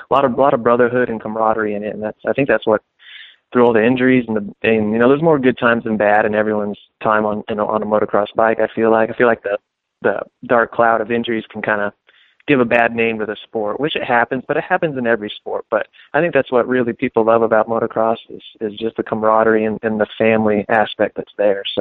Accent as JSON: {"language": "English", "town": "Phoenix", "region": "Arizona", "country": "United States", "said": "I'm from Phoenix, Arizona"}